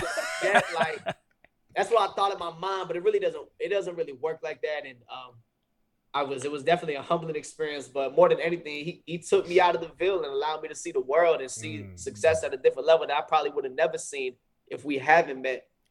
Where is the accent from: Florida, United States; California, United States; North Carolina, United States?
North Carolina, United States; Fayetteville; I'm from Fayetteville, North Carolina, so I'm from the same hometown.